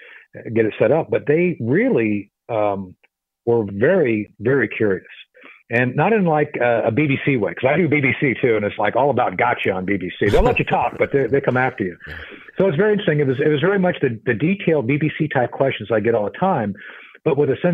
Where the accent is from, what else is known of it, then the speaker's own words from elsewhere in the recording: Lisbon, Portugal; now in United States; I grew up in Lisbon, Portugal in the 70s